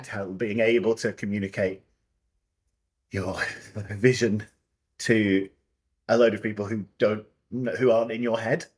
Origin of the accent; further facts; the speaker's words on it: Scotland, United Kingdom; moved away; I'm Scottish and I went to school in Scotland.